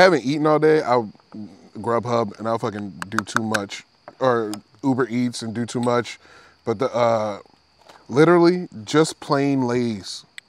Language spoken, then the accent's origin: English; Detroit, Michigan, United States; moved away as an adult; also born or lived in Philadelphia; I'm from Detroit.